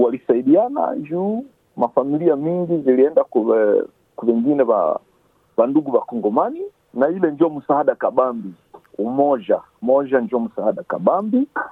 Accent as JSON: {"language": "Swahili", "country": "DR Congo", "moved": "yes", "lives_now": "Shepparton, Australia", "said": "sie wakongomani tunatoka kwetu Kongo"}